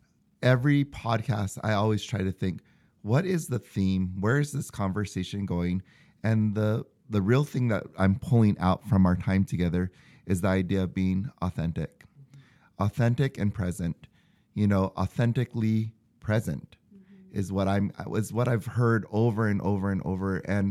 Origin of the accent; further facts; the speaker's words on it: Hawaii, United States; moved away as an adult; now in Utah, United States; I'm from Hawaii